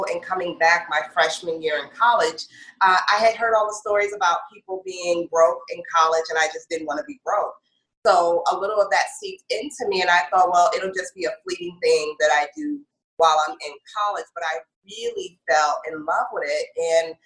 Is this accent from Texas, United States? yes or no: no; Northern Virginia, United States; moved away as an adult; also born or lived in Brooklyn, New York; now in New York, United States; I was born in Brooklyn, but raised in the Northern Virginia area